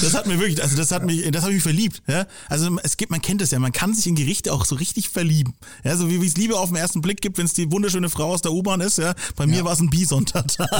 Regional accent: Franconia, Germany; also born or lived in Nuremberg; als Bewohner dieser Stadt oder auch als Franke

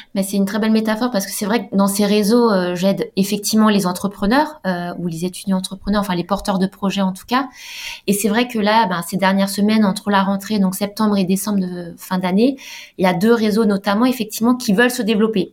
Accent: Alsace, Grand Est, France; moved away as an adult; now in Nice, France; je suis d'Alsace

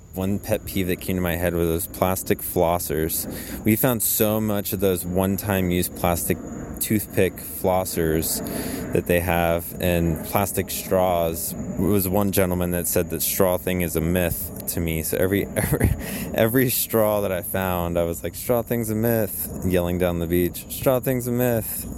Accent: Florida, United States; I was from California and not from Florida

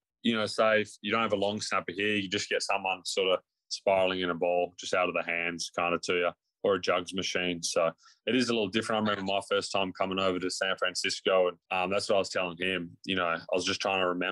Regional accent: Australia; moved away

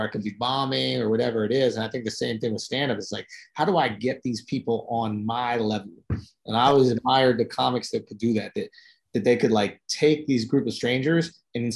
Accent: New York, United States; I'm from New York

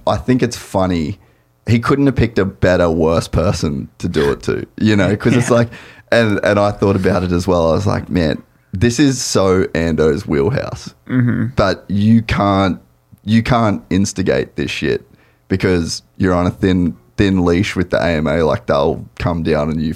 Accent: Australia; I'm Australian

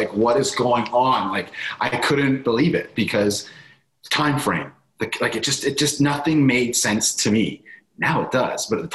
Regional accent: Canada; I'm from Canada

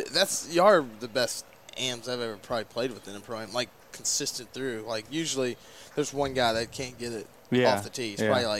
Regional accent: Gastonia, North Carolina, United States; also born or lived in Charlotte; Yeah, I'm from Gastonia.

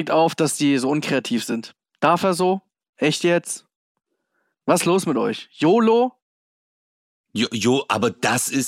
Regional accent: Hamburg, Germany; born there; dieses H-A-M-B-U-R-G, ich wurde 77 geboren im UKE.

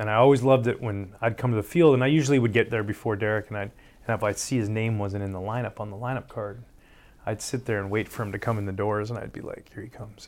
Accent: Canada; growing up in Canada

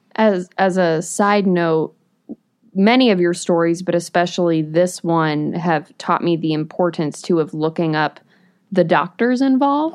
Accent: New England, United States; born or raised there

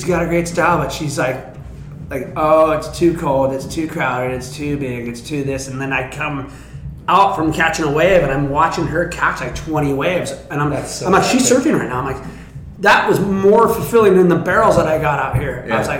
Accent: Santa Cruz, California, United States; back in, I think it was 1973, I moved from the Midtown Santa Cruz to two blocks from Cowles Beach.

